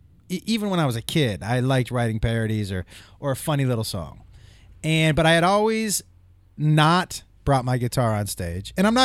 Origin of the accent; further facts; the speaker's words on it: East Coast, United States; I grew up on the East Coast.